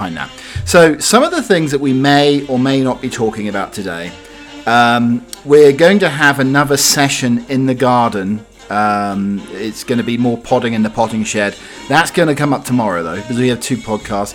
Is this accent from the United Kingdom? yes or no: yes; United Kingdom; I'm indeed a British butler